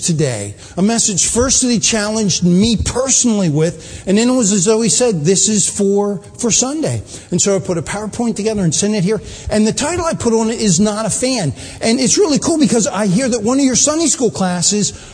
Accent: Baltimore, Maryland, United States; moved away; I grew up in Baltimore

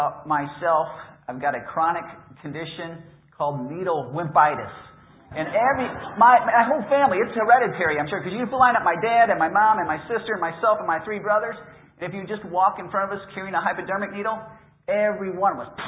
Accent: Appleton, Wisconsin, United States; I'm from Appleton, which is about 30 miles south of Green Bay

